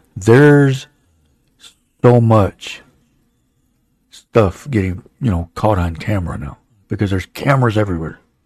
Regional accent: United States; we, as American citizens

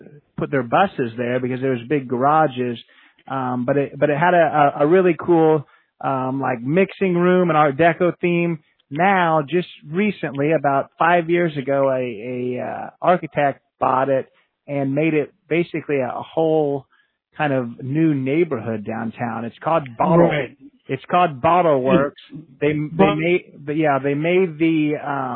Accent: Kokomo, Indiana, United States; in my hometown, which we talked about Indianapolis earlier, I'm actually from Kokomo, Indiana

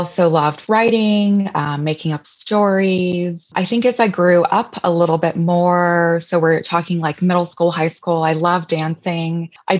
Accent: Southern California, United States; moved away; also born or lived in Sacramento, California; I was born in Sacramento, California. And most of my childhood was spent in Southern California.

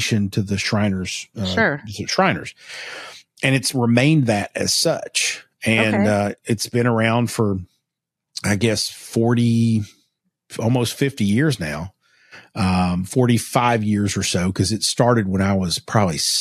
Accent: Pikeville, Kentucky, United States; my hometown of Pikeville, Kentucky

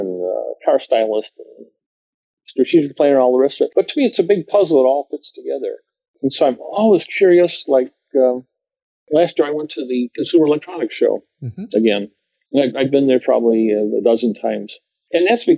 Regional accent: Chicago, Illinois, United States; moved away; also born or lived in Detroit; I grew up in Chicago, working in Detroit

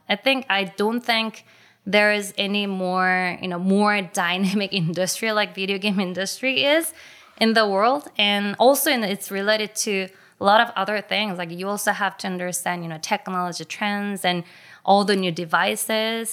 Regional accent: South Korea; my generation in Korea have experienced a lot of things in common when it comes to video games

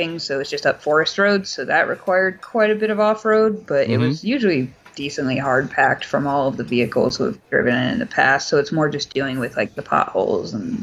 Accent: Los Angeles, California, United States; growing up in Los Angeles

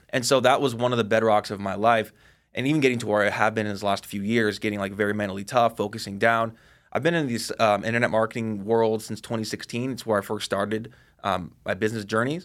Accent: Seattle, Washington, United States; also born or lived in Bellevue, Washington / Monroe, Washington; born and raised in Seattle

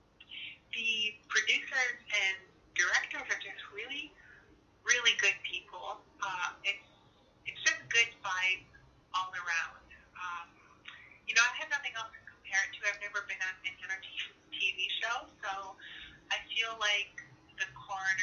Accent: Six Nations of the Grand River, Ontario, Canada; I'm Haudenosaunee from Six Nations, the Grand River Territory

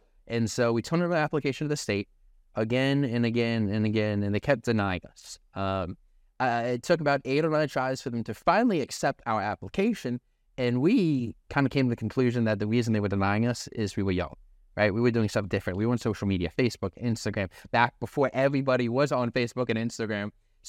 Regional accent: Milford, Delaware, United States; I'm from Delaware. I'm from a little city called Milford, and by city, I mean there's like 10,000 of us.

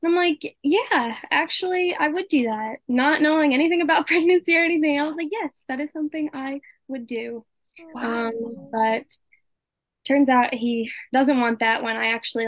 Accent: New Jersey, United States; I'm from Jersey.

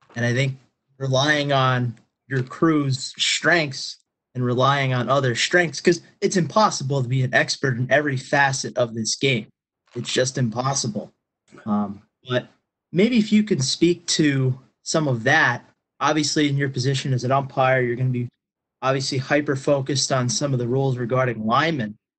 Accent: Pennsylvania, United States; I'm from Pennsylvania

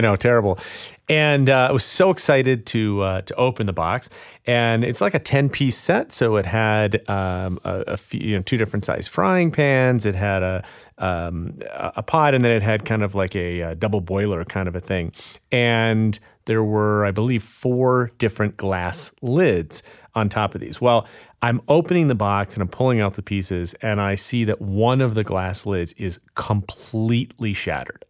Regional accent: Chicago, Illinois, United States; Chicago, my hometown

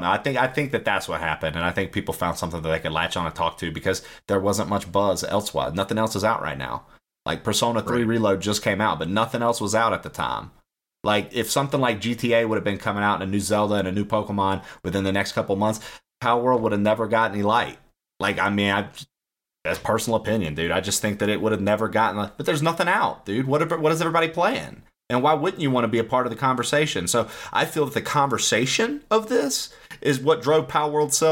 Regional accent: the South, United States; Growing up in the South where everything's fried, man.

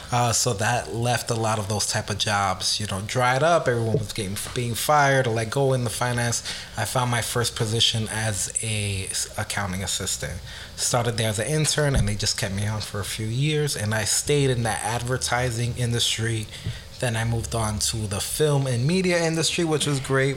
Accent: New York City, New York, United States; I came from the Bronx, being poor, being from a single parent household

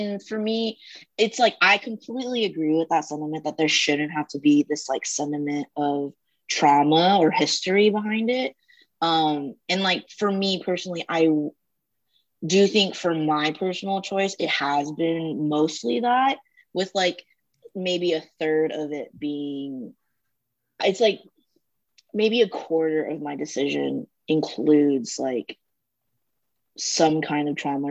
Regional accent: United States; compared to me growing up in the States.

